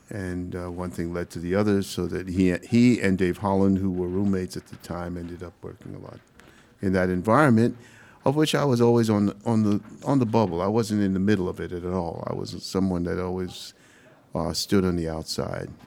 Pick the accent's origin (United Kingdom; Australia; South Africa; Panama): Panama; also born or lived in Brooklyn, New York, United States; now in United States; I'm from Panama.